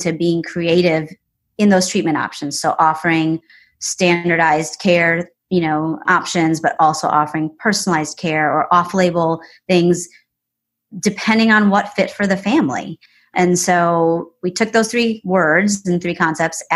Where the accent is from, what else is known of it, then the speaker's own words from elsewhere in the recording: Wisconsin, United States; now in Charlotte, United States; we moved here and it's a great city. You know, I'm from Wisconsin.